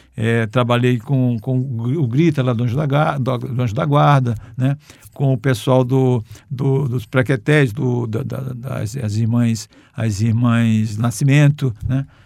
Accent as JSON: {"language": "Portuguese", "town": "Cajari", "region": "Maranhão", "country": "Brazil", "tie": "born or raised there", "moved": "yes", "said": "de Tramaúba, que é o lugar onde eu nasci, no município de Cajari"}